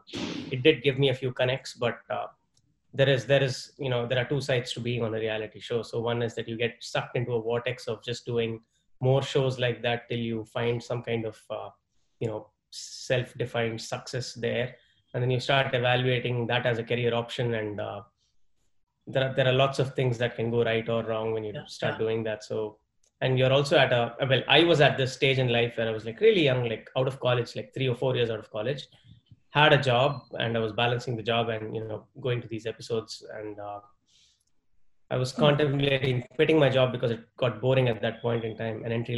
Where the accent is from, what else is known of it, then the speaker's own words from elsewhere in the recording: Delhi, India; also born or lived in Chennai / Mumbai / Salem; So I grew up mainly in Delhi and Bombay during my formative years. Well, the first 5 years of my life where I didn't really, understand much, that was in Chennai.